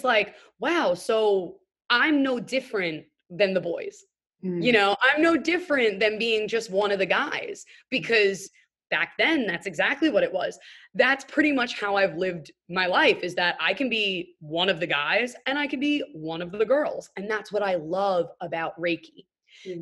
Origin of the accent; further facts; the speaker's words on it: New York City, New York, United States; just your young white chick growing up in New York City